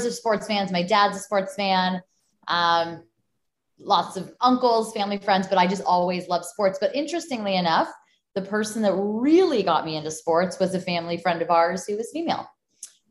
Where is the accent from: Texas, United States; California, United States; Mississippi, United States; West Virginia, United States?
California, United States; Los Angeles; moved away as an adult; also born or lived in Michigan; I'm from Los Angeles, and I at the time felt I'd never live anywhere